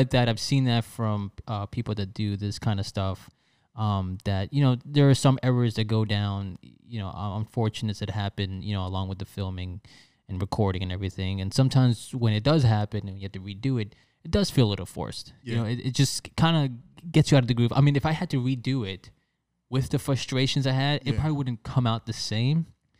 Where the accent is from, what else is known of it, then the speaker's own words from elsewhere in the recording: New York, United States; also born or lived in Philadelphia / Chicago; now in West Palm Beach, United States; I'm originally from New York. I moved to Philadelphia for college and I lived in Chicago for, maybe 7-8 years.